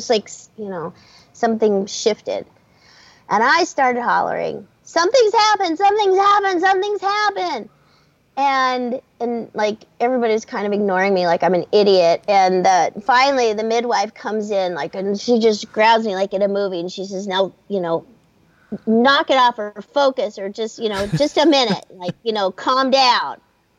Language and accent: English; Hermosa Beach, California, United States; born there; So I was born in Hermosa Beach.